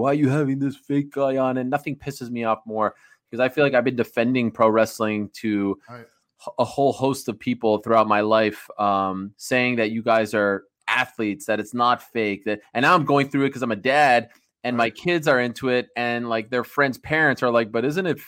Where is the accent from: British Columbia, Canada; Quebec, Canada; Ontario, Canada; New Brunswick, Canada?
Quebec, Canada; Montreal; I'm from Montreal